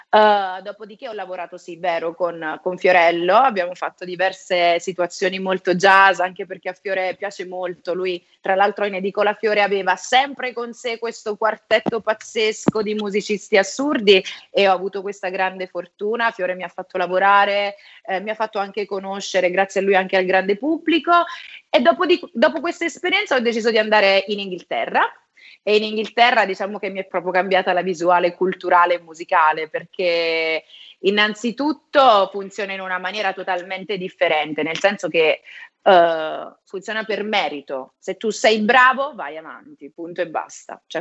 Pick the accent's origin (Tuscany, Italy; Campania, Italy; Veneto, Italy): Campania, Italy; Benevento; accent: Roman; now in Rome, Italy; Beh, sì, sono di Benevento, ma in realtà però vivo a Roma da tanti anni, quindi ormai sono, mi sento più romana, devo essere onesta.